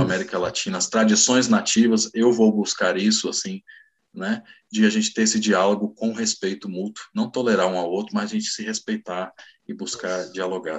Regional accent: Brazil; eu sou brasileiro

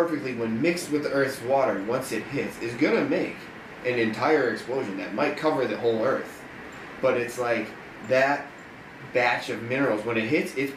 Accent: Chicago, Illinois, United States; I'm from outside of Chicago

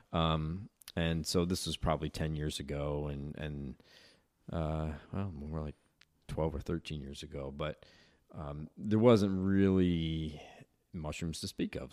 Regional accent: Chittenango, New York, United States; moved away as an adult; also born or lived in Lebanon / Utah / Connecticut; I'm from Chittenango

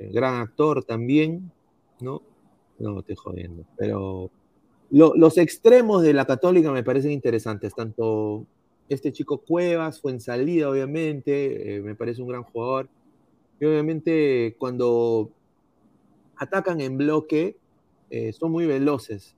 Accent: Peru; uno como peruano

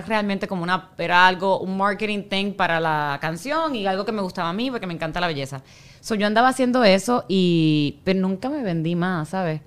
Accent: Puerto Rico; moved away; yo soy puertorriqueña

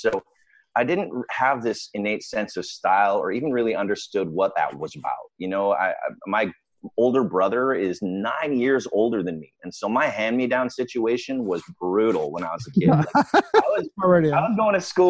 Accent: Victoria, British Columbia, Canada; It's called Victoria, British Columbia. It's in the extreme west coast of Canada. It is the most beautiful part of Canada. It's an amazing place to grow up

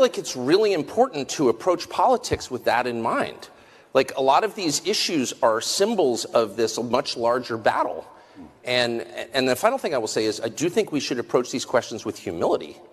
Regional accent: United States; I'm American

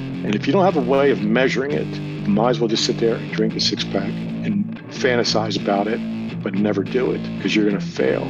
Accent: Philadelphia, Pennsylvania, United States; also born or lived in State College, Pennsylvania; originally born in Philadelphia back in 1959

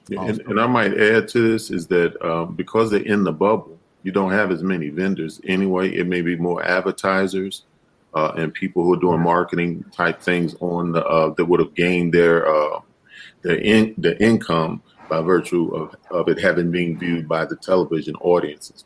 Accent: Chicago, Illinois, United States; I grew up in Chicago.

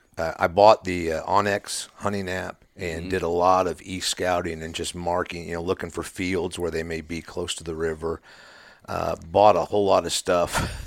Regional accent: Missouri, United States; Originally, I've lived in northwest Missouri all my life, hunted since I was a kid

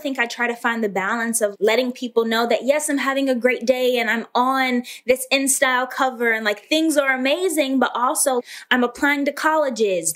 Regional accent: Atlanta, Georgia, United States; I was born and raised in Atlanta, Georgia.

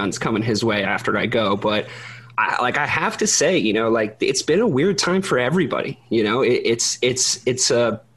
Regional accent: Dublin, Leinster, Ireland; guy from my hometown, Conor McGregor

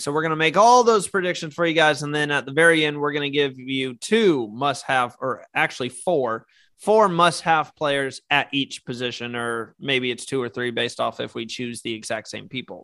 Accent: United States

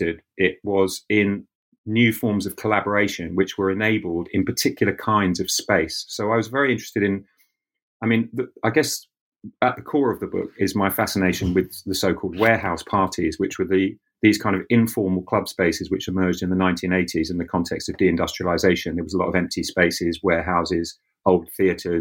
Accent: London, United Kingdom; I grew up very close to Brixton

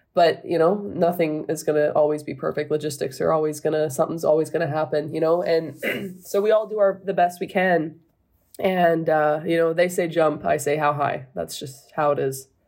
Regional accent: United States; being an American, living in America

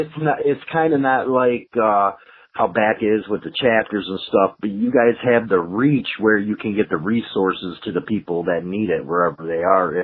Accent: Chicago, Illinois, United States; I grew up in Chicago and stuff and was around Chicago

